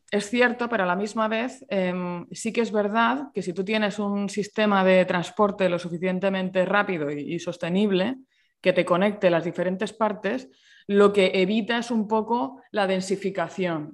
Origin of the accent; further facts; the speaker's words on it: Murcia, Region of Murcia, Spain; yo, que soy de Murcia